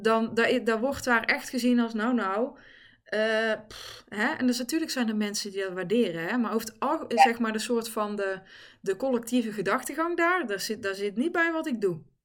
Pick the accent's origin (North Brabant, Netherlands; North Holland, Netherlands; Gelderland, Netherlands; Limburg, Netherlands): North Brabant, Netherlands; the Kempen; also born or lived in Helmond; ik ben in Helmond geboren overigens. Eh, daar ben ik weggegaan, daar weet ik ook heel weinig nog van. En ben ik in de Kempen beland. Dus ik heb in Eersel gewoond, in Bladel, in Reuzel